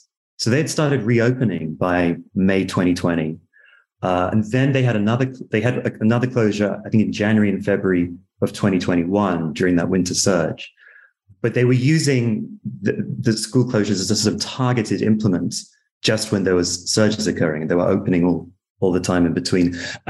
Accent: Berkeley, California, United States; In my hometown of Berkeley, the school closures began in March 2020

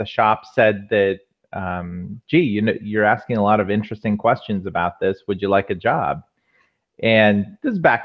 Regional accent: Walnut Creek, California, United States; moved away as an adult; also born or lived in Menlo Park / Mountain View; now in Los Angeles, United States; I grew up in the Bay Area. Grew up in the East Bay, out Walnut Creek area

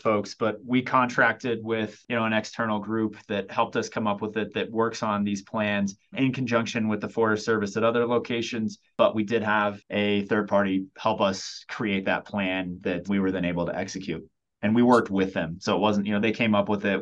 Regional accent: Oklahoma, United States; now in Colorado, United States; I grew up in Oklahoma.

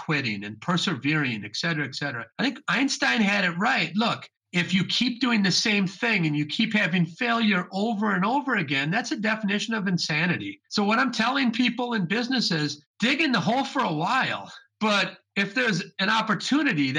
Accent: Wisconsin, United States; also born or lived in Chicago; I was raised in Wisconsin

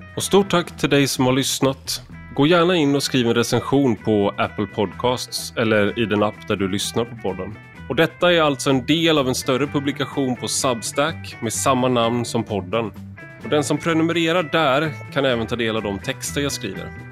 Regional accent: Sweden; jag har inget annat land, så att säga, jag har ingen annan, ingen annan bakgrund än, även mm. mitt namn antyder det, men det har jag inte. Jag är bara svensk

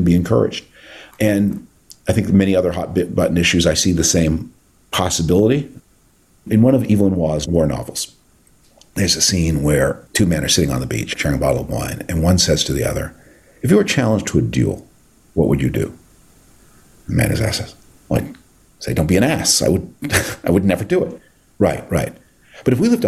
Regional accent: Canada; moved away; my native Canada

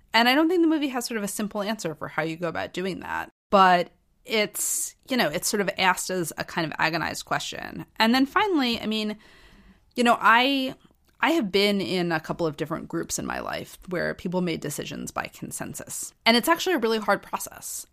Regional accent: United States; I grew up in American society

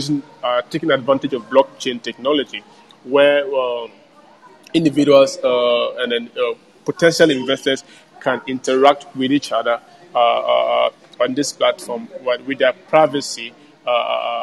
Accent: Ghana; also born or lived in Montreal, Quebec, Canada; I come from Ghana

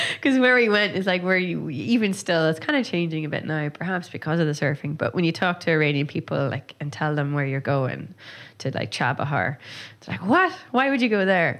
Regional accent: Donegal, Ulster, Ireland; growing up in Donegal

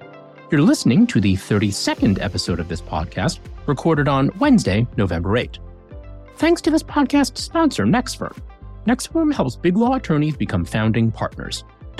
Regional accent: Saddle River, New Jersey, United States; I grew up in Saddle River, just a couple towns over.

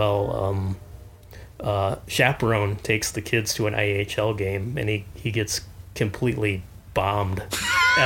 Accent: Caro, Michigan, United States; I grew up in the Thumb in Cairo from the ages of 10 to 18

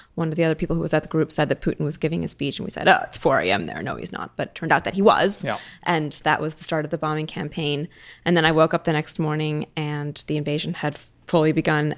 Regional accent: United States; moved away as an adult; now in Berlin, Germany; I live in Berlin, of course, and I still feel, you know, I still feel in some ways that my home is here and I'm American

